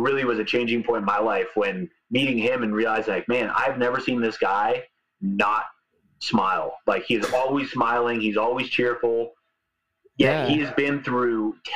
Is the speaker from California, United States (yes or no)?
yes; California, United States; I grew up in California